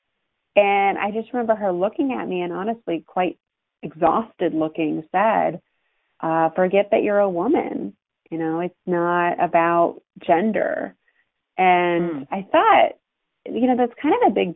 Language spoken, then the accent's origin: English; Ohio, United States; I'm an Ohio girl. I grew up in Ohio and went to Ohio State, as us Buckeyes